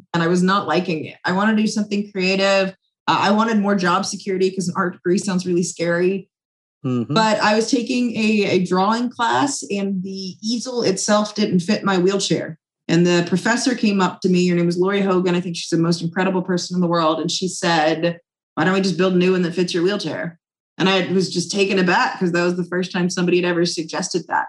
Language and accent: English; Charlotte, North Carolina, United States; my hometown of Charlotte